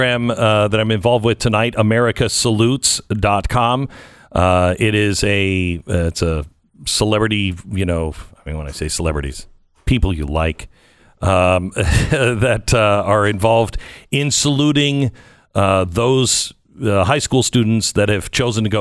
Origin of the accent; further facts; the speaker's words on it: Pacific Northwest, United States; I grew up in the Pacific Northwest